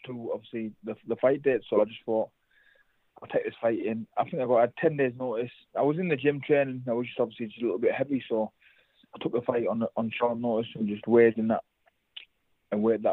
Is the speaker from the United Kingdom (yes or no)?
yes; North East England, United Kingdom; us both obviously being from up north